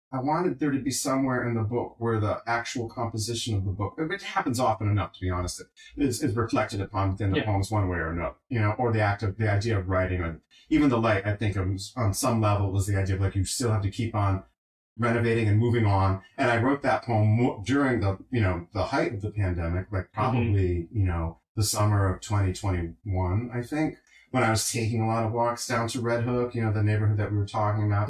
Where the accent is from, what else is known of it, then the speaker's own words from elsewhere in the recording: Johnston, Rhode Island, United States; moved away; my hometown, Johnston